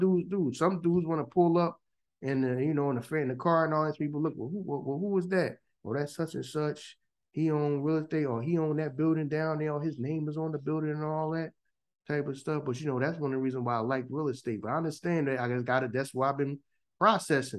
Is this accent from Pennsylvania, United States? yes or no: yes; Philadelphia, Pennsylvania, United States; Here in Philly, we just didn't wear those.